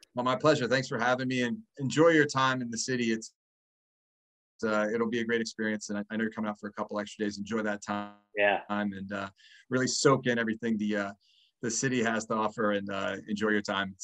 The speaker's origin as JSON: {"language": "English", "region": "Midwest", "country": "United States", "tie": "born or raised there", "moved": "yes", "lives_now": "Boston, United States", "said": "I grew up in the Midwest"}